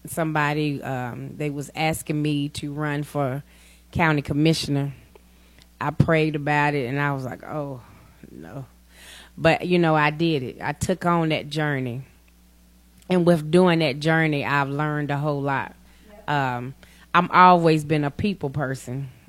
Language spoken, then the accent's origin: English; Gallatin, Tennessee, United States; now in Portland, United States; Uh, yes, I am from Gallatin, but I live here in Portland. I've been here about three years.